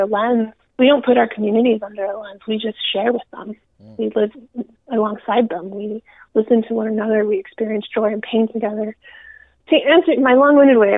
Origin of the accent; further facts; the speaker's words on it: United States; also born or lived in Peru / Miami, Florida / Rio Grande Valley, Texas; I grew up in Miami and then the Rio Grande Valley